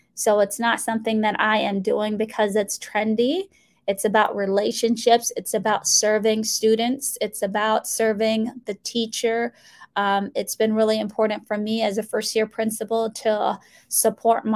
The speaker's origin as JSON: {"language": "English", "region": "Minnesota", "country": "United States", "tie": "born or raised there", "also_born_or_lived": "Mogadishu, Somalia", "second_language": "English", "said": "I am originally from Mogadishu, Somalia, which is a country in Africa. And I came to the U.S. when I was 7 years old, went through public schooling education in Minnesota, where I learned English"}